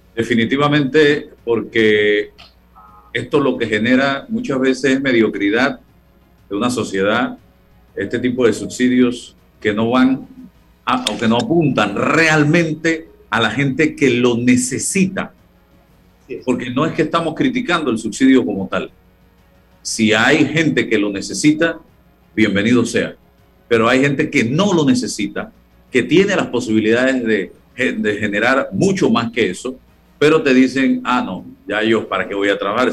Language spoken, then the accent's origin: Spanish; Panama; como panameños